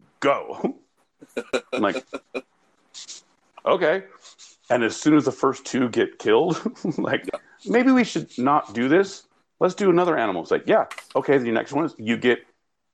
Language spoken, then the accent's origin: English; Northern California, United States; I grew up in Northern California